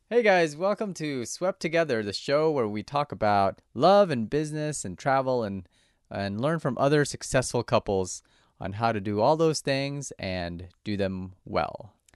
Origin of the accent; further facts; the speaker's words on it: Orange County, California, United States; I grew up in Orange County myself